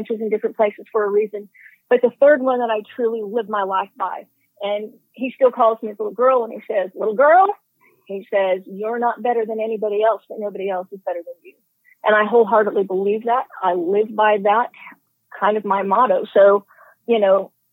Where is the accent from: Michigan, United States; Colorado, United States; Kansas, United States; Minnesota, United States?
Kansas, United States; Hays; I'm from Hayes, Kansas, kind of northwest central Kansas is where we're located. I manage our family farm and ranch. I've done that my entire life.